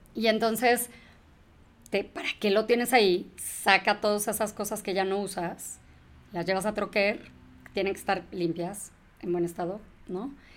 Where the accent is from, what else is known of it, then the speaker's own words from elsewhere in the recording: Mexico; also born or lived in England; sí, soy mexa, soy mexa